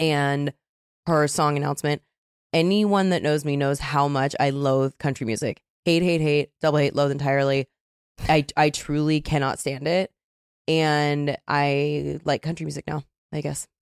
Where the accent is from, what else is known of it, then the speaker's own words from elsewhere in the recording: Seattle, Washington, United States; I'm from Seattle